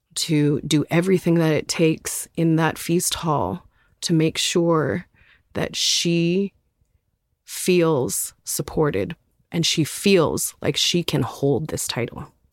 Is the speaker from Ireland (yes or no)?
no; Terrace, British Columbia, Canada; also born or lived in Nass Valley, British Columbia; I grew up around Terrace, B C, on the northwest coast, and also in the Nass Valley